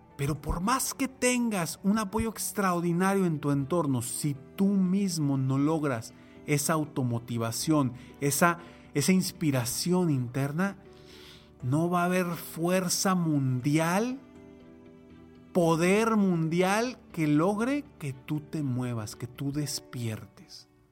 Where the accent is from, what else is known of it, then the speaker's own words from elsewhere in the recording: Monterrey, Nuevo León, Mexico; en mi ciudad natal, aquí en Monterrey, México.